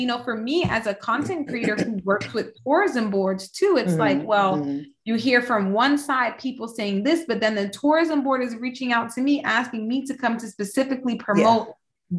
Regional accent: Jamaica; I'm Jamaican

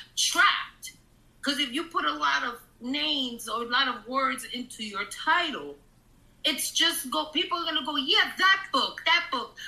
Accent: New York City, New York, United States; also born or lived in Florida; I'm from Taft Projects in, in East Harlem

